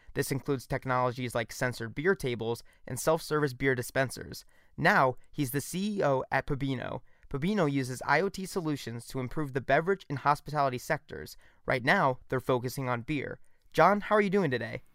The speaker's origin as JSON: {"language": "English", "region": "Missouri", "country": "United States", "said": "I'm from Missouri"}